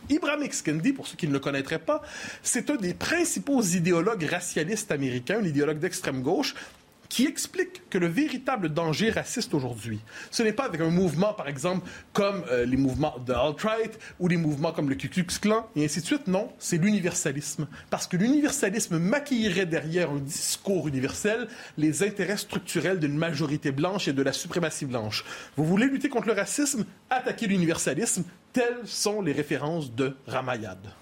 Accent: Quebec, Canada; Je suis québécois

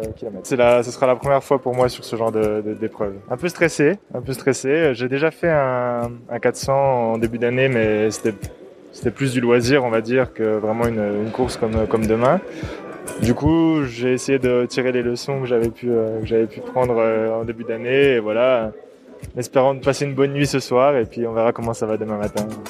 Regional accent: Besançon, Bourgogne-Franche-Comté, France; moved away as an adult; now in Brussels, Belgium; français, ouais. Je viens de Besançon, dans l'est de la France. Et maintenant, je suis à Bruxelles

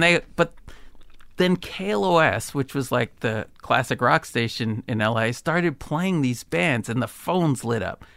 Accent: Berkeley, California, United States; I grew up in Berkeley

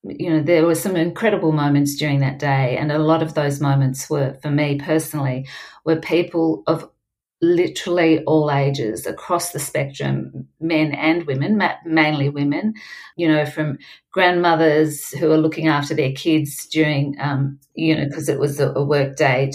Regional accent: Melbourne, Victoria, Australia; my hometown

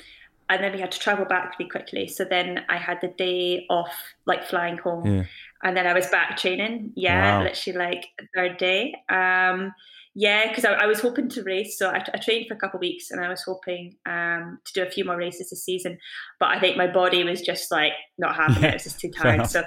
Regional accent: Scotland, United Kingdom; I was born in Scotland, I got brought up in Scotland, I live and train in Scotland.

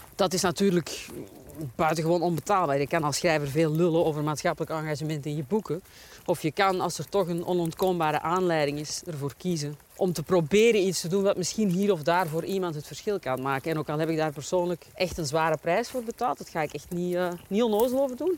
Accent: Belgium; we als Belgen

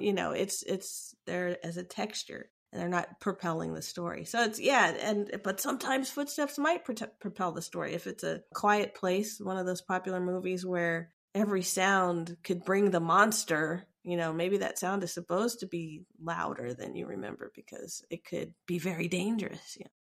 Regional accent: United States; I identify as African American because I was born in America

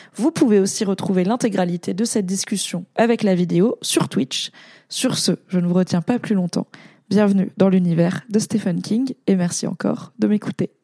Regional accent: Alsace, Grand Est, France; je suis alsacienne

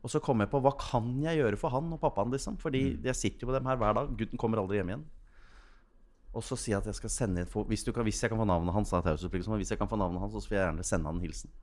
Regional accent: Gjøvik, Innlandet, Norway; dialekta til Taubel er jo min dialekt. Jeg fikk jo lov til å prege den, for der, jeg vokste jo opp på Gjøvik

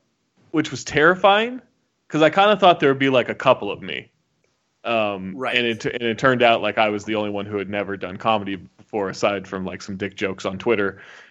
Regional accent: Sacramento, California, United States; moved away as an adult; now in Utah, United States; I grew up in Sacramento.

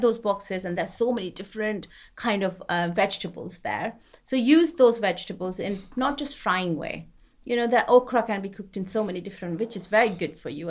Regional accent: West Bengal, India; also born or lived in Punjab; now in United Kingdom; I grew up to a Punjabi family, but I grew up in West Bengal.

